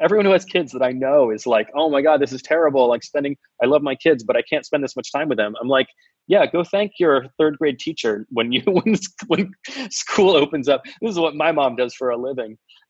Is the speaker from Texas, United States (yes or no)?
no; Florida, United States; I'm from Florida